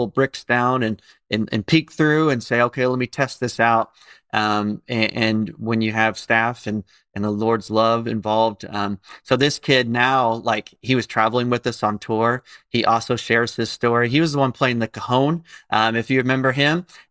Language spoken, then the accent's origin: English; Indianapolis, Indiana, United States; moved away as an adult; now in Tampa, United States; where we grew up in Indianapolis